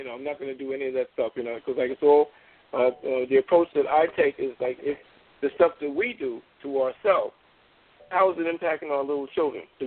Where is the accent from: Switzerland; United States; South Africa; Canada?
United States; New York; I'm a proud West Indian. I was born here. I'm West Indian heritage. My people come from Trinidad